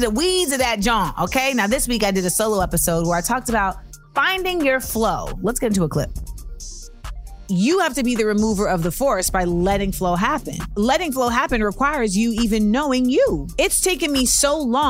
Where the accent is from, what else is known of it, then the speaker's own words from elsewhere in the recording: New York, United States; I am a New Yorker.